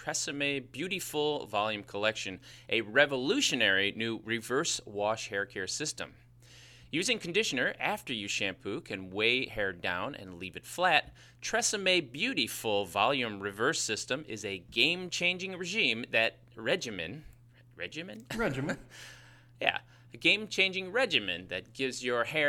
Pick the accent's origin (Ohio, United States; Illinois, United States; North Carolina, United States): Illinois, United States; Chicago; accent: Chicago; that's my Chicago accent